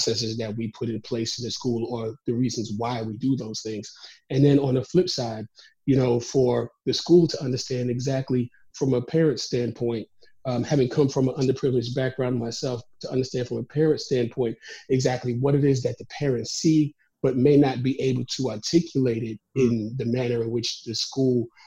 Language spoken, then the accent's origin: English; New York City, New York, United States; moved away as an adult; also born or lived in South Carolina / Maryland / Georgia / Abu Dhabi; I'm originally from Brooklyn, New York